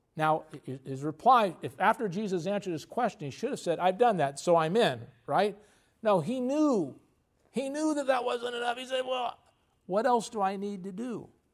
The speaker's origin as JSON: {"language": "English", "country": "United States", "said": "we're very patriotic. We're American."}